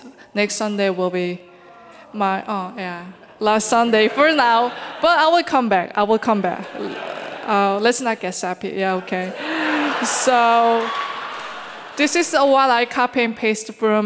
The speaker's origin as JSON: {"language": "English", "region": "Seoul", "country": "South Korea", "tie": "born or raised there", "moved": "as an adult", "lives_now": "New York, United States", "said": "originally from Seoul, South Korea"}